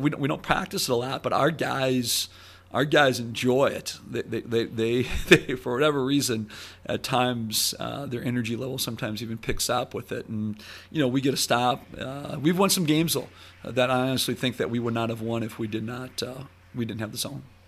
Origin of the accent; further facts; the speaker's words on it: Sheboygan, Wisconsin, United States; moved away; growing up in Sheboygan